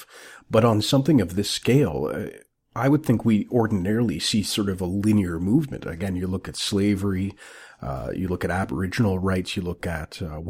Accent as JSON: {"language": "English", "country": "Canada"}